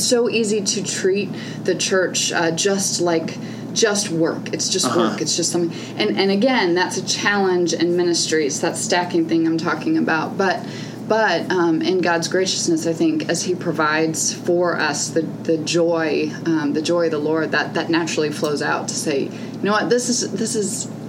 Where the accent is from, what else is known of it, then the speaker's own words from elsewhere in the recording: St. Louis, Missouri, United States; St. Louis is my hometown